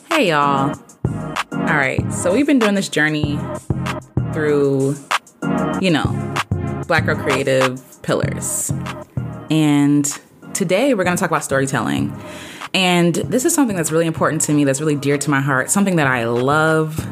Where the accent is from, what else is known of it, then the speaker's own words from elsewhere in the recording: United States; I'm an American, so my people got here by way of the Atlantic sla-, slave trade